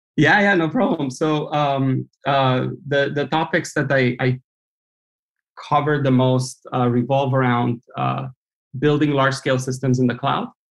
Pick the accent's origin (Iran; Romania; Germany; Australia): Romania; moved away as an adult; now in United States; I grew up in Romania